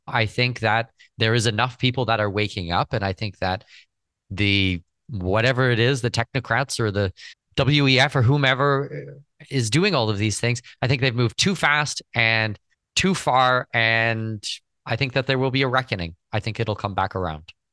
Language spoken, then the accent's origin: English; Canada; I'm Canadian citizen